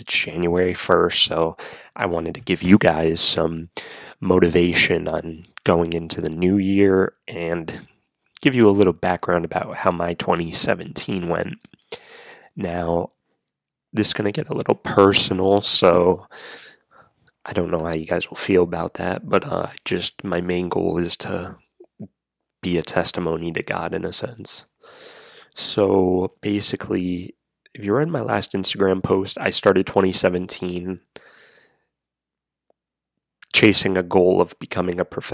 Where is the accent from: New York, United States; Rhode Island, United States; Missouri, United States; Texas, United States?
Rhode Island, United States; moved away as an adult; also born or lived in Florida; I moved from Florida back to my home state of Rhode Island to family.